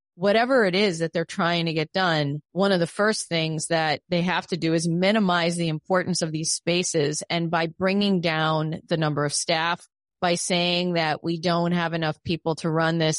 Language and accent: English; New York, United States; I'm a New Yorker